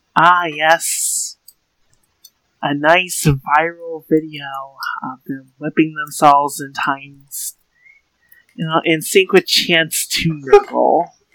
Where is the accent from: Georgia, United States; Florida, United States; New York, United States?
Florida, United States; I'm from Florida